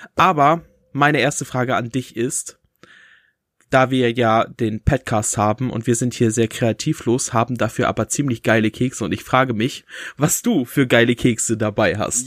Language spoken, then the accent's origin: German; Bünde, North Rhine-Westphalia, Germany; bei uns in Bünde